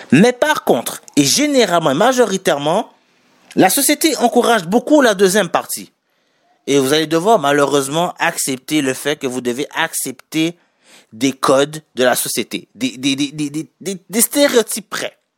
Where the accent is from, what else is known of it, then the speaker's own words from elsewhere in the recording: Haiti; Je suis haïtien. je suis d'origine haïtienne. Nous, les Noirs en général